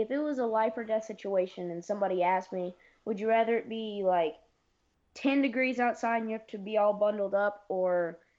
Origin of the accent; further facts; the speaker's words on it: Tennessee, United States; also born or lived in Missouri; I'm from Tennessee and Missouri, where the capitals of humidity